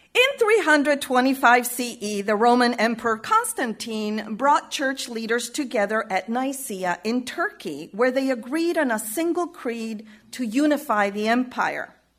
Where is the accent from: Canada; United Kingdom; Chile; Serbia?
Chile; moved away; my experience of growing up in Chile